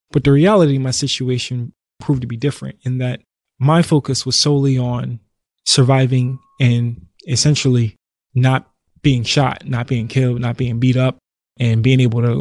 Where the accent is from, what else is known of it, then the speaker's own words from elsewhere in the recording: Philadelphia, Pennsylvania, United States; I grew up in North Philly